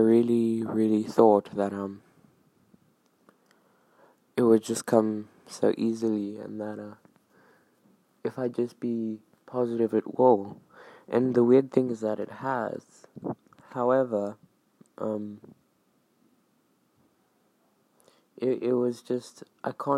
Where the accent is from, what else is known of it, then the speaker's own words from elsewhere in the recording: South Africa; I'm from South Africa